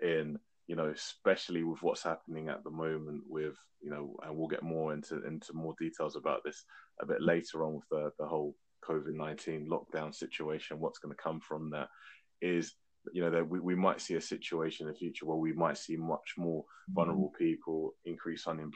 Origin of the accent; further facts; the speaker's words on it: London, United Kingdom; I'm from West London